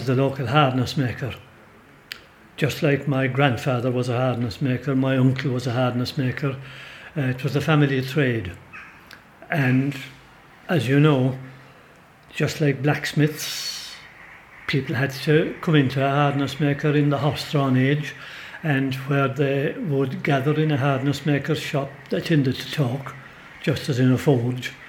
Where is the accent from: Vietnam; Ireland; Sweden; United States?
Ireland; Brosna, Munster; I was born in Brosna.